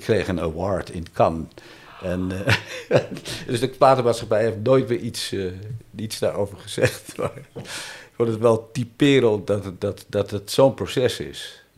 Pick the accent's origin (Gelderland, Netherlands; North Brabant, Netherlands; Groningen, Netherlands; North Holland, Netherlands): North Holland, Netherlands; Amsterdam; het buurtje waar ik geboren ben, hier om de hoek in Amsterdam-Oost